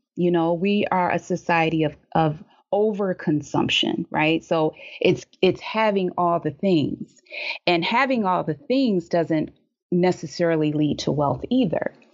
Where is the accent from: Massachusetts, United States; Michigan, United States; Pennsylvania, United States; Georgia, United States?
Michigan, United States; Detroit; in Detroit, growing up in Detroit